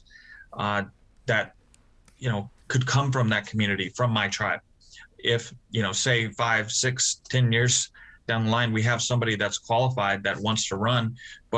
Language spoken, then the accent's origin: English; Nampa, Idaho, United States; my hometown of Nampa